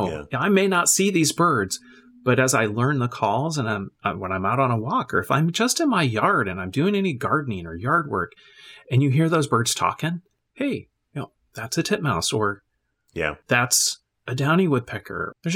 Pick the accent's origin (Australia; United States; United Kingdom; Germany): Germany; And I grew up in a military family. So I grew up in Germany, in a different culture, listening to another language, being immersed in English and in German.